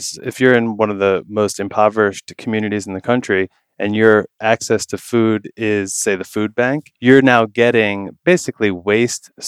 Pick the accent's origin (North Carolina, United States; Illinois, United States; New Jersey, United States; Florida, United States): New Jersey, United States; I grew up in New Jersey most of my life with my mom, dad, and brother